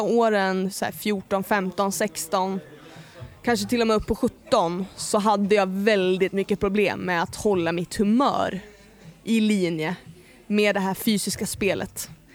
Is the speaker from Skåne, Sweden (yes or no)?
no; Ljusne, Gävleborg County, Sweden; moved away; also born or lived in Hofors / Gästrikland; Ljusne i Hälsingland. Men jag är också upp, alltså uppväxt delvis i Gästrikland, liksom Gävle, Hofors också